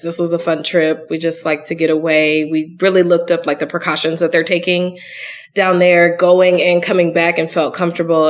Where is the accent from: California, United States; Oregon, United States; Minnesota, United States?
California, United States; Long Beach; moved away as an adult; also born or lived in Sorrento, Italy; now in Atlanta, United States; I grew up in Southern California, which is a complete melting pot